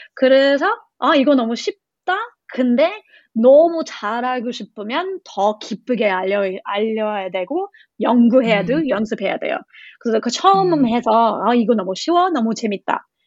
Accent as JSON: {"language": "Korean", "country": "Australia", "second_language": "Korean", "moved": "yes", "lives_now": "South Korea", "said": "저희 호주 사람이니까"}